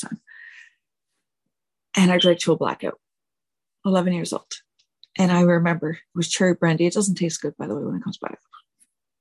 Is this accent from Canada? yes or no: yes; Richmond, Quebec, Canada; I was born September 16th, 1980, in a little small town called Richmond, Quebec